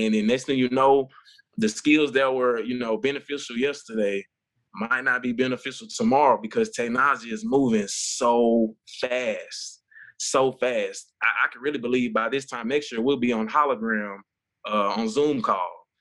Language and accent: English; Jackson, Mississippi, United States; moved away as an adult; now in Memphis, United States; I grew up in Jackson, Mississippi, small town